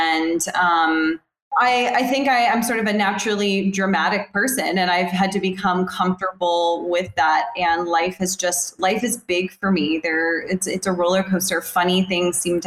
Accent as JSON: {"language": "English", "region": "the South", "country": "United States", "tie": "born or raised there", "said": "Growing up in the South"}